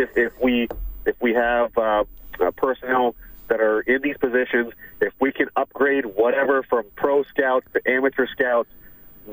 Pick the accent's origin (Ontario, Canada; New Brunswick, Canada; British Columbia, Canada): Ontario, Canada; Southwest; now in Phoenix, United States; I grew up in Southwest Ontario